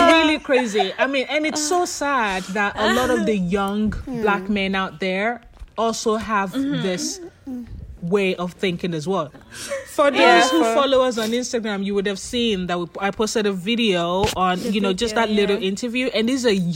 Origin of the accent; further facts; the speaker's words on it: Nigeria; I'm Nigerian.